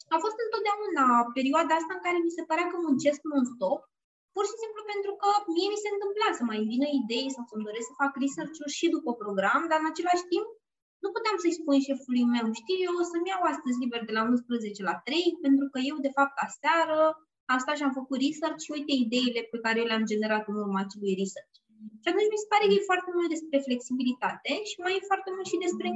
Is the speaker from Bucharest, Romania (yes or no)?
yes; Bucharest, Romania; eu sunt din București